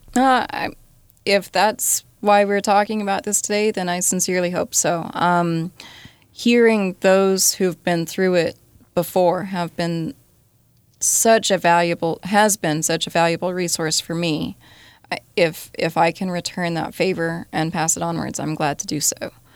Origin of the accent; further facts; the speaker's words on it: Colorado, United States; the group of cowboys I grew up with in Colorado